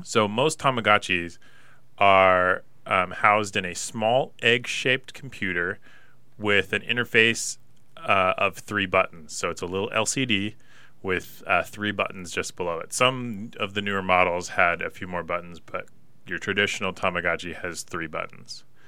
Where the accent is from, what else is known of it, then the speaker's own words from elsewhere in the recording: Pullman, Washington, United States; growing up in Pullman, small little town